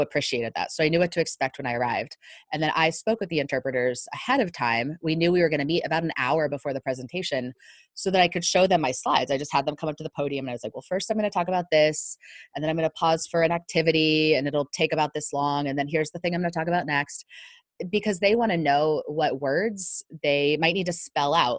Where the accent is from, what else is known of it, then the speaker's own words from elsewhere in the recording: northern Virginia, United States; moved away; because I grew up in Virginia, I can get a little bit of a southern drawl, not much, right. not not like somebody who's actually from the south since I'm from northern Virginia